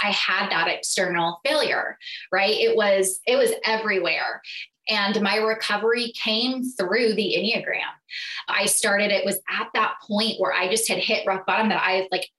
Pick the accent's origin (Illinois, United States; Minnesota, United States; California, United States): California, United States; moved away as an adult; also born or lived in Southeast Missouri; So I moved from California to Missouri, which was beyond a culture shock for me